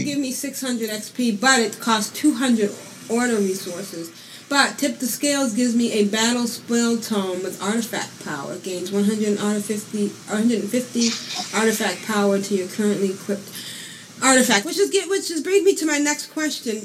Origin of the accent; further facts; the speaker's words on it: United States; my American heart